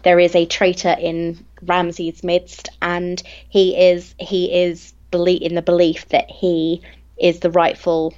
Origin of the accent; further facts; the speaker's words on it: England, United Kingdom; I'm English